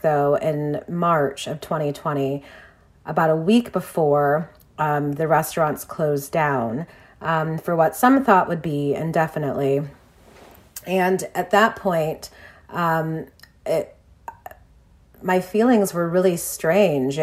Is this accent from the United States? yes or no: yes; Detroit, Michigan, United States; Detroit, my hometown